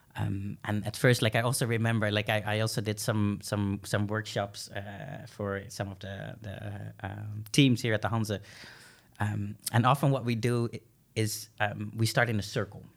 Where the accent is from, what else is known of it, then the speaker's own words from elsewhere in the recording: Groningen, Netherlands; I was born and raised here in Groningen, um, but I come from an Indonesian family